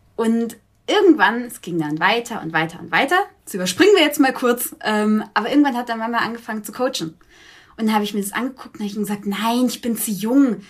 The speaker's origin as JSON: {"language": "German", "town": "Augsburg", "region": "Bavaria", "country": "Germany", "said": "wir wohnen zusammen ah. in Augsburg, noch"}